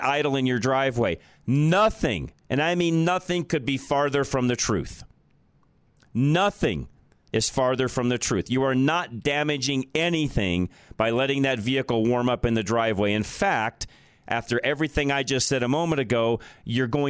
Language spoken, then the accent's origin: English; Colorado, United States; growing up in Colorado